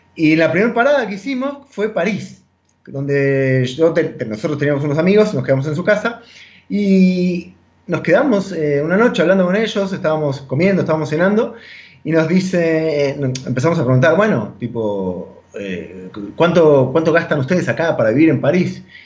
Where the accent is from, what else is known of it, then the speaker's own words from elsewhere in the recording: Argentina; moved away as an adult; nosotros como latinoamericanos, como argentinos, estamos muy acostumbrados a comer carne de vaca